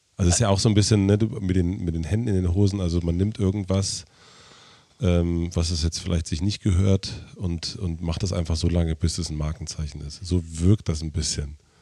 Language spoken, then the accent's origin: German; southern Brandenburg, Germany; also born or lived in Prenzlauer Berg, Berlin; now in Berlin, Germany; ich bin in Südbrandenburg aufgewachsen